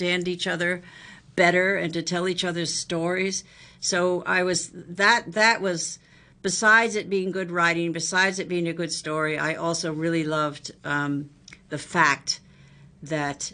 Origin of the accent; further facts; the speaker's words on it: United States; as an American